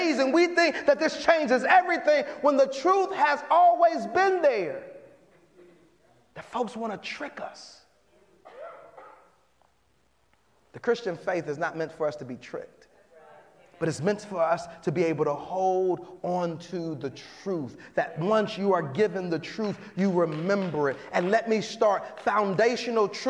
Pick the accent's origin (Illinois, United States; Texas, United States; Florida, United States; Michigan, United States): Illinois, United States; Chicago; now in San Jose, United States; I'm from Chicago